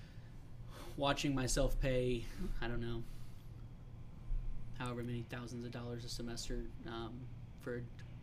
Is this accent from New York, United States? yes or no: no; Kansas City, Missouri, United States; growing up in Kansas City